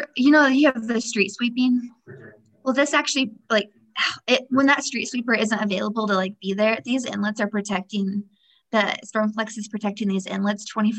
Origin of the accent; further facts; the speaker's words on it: Midwest, United States; moved away as an adult; also born or lived in Omaha, Nebraska; now in Utah, United States; I grew up in the Midwest, and I just recently moved to Utah in September of this year.